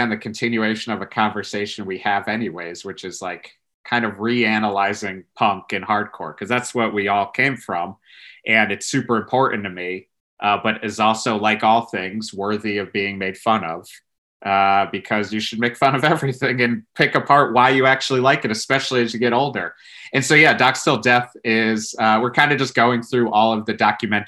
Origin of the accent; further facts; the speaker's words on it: Connecticut, United States; moved away as an adult; also born or lived in New York; growing up in Connecticut, you're inundated with classic rock